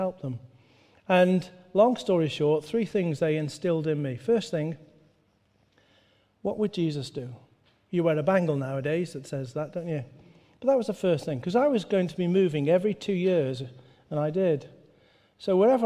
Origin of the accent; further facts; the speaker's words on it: Stoke-on-Trent, West Midlands, United Kingdom; I grew up the road in Stoke-on-Trent